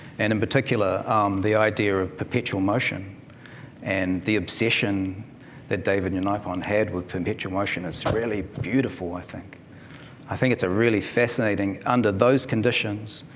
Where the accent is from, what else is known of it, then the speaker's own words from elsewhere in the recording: New Zealand; moved away as an adult; also born or lived in Darwin, Australia; now in Australia; she took off back to Aotearoa, New Zealand. And so I arrived there as a young 2-year-old